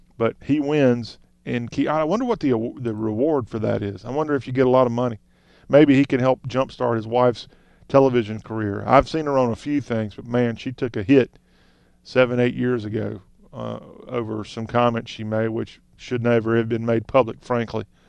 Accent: Lexington, South Carolina, United States; my hometown, Lexington, South Carolina

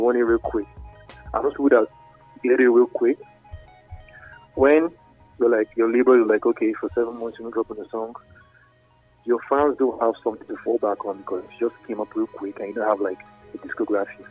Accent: Nigeria; I'm Nigerian. Yeah, my roots

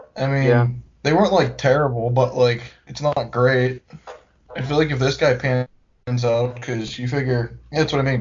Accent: Pittsburgh, Pennsylvania, United States; We are from Pittsburgh, Pennsylvania

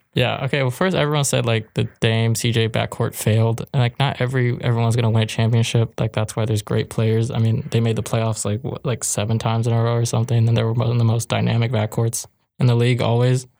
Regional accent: Murrieta, California, United States; Evan Mobley's from my hometown, so shout out to Mecula.

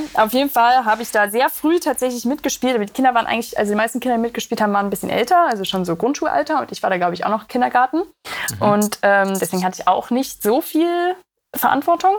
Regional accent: Magdeburg, Saxony-Anhalt, Germany; Ich komme aus Magdeburg, das ist ja im Osten

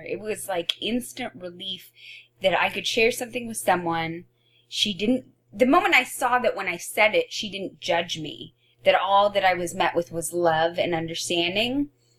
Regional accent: Oregon, United States; I came from Oregon.

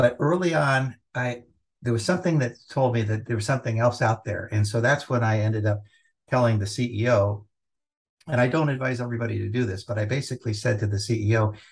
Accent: Los Angeles, California, United States; Growing up in Southern California, yeah, in Los Angeles, we would go to the beach

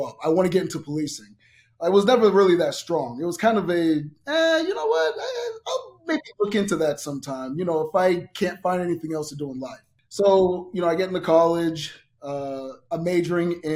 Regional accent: Boston, Massachusetts, United States; also born or lived in Miami, Florida / Sacramento, California; now in Las Vegas, United States; my parents moved to Boston, Massachusetts

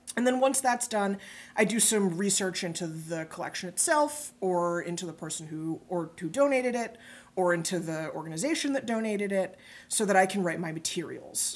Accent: New York City, New York, United States; moved away as an adult; also born or lived in Greenwich, Connecticut; I grew up in New York City, pretty nearby, but I wound up in Greenwich

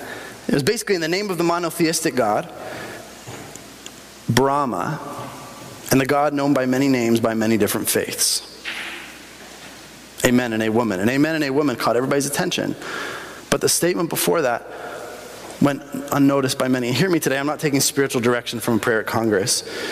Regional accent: Bolivia; I grew up in Bolivia, right?

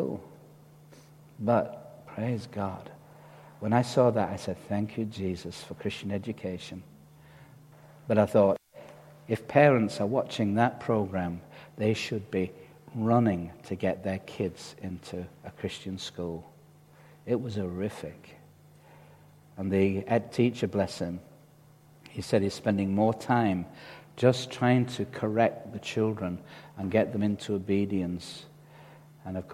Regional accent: Dewsbury, Yorkshire and the Humber, United Kingdom; where do you come from? We used to say, well, Dewsbury

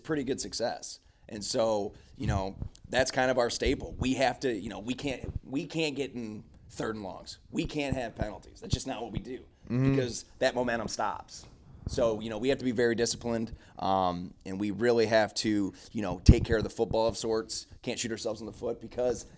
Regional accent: Oxford, Michigan, United States; born or raised there

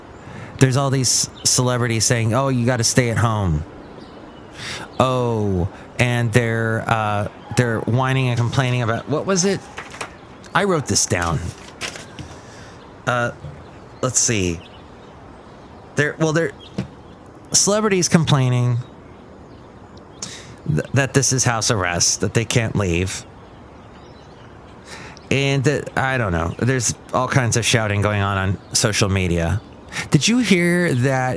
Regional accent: Los Angeles, California, United States; When I grew up in Los Angeles, in this LA area

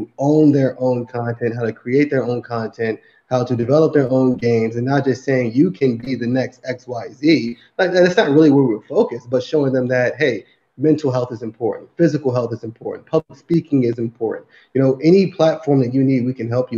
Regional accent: Newark, New Jersey, United States; I grew up in the South Side of Newark, New Jersey

